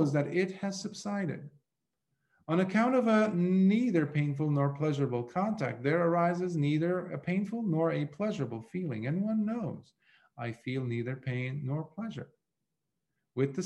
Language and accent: English; Lebanon; moved away; growing up in Lebanon, when I was about 11, 12, I had gone to learn the business or art of goldsmithing